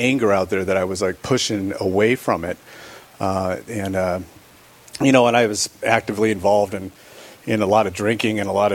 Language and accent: English; California, United States; now in Rapid City, United States; I grew up in California. I was born and raised in California.